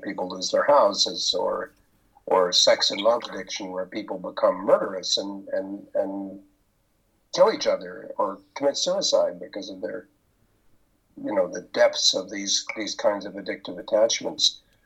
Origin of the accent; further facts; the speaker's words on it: Pender Island, British Columbia, Canada; I am from Pender Island, British Columbia, and in Canada